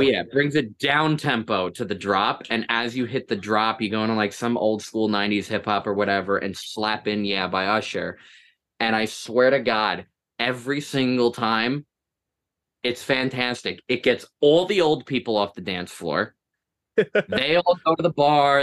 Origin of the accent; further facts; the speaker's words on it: Toms River, New Jersey, United States; I'm from Tom's River. I'm not actually from Tom's River, but I live close enough that I might as well be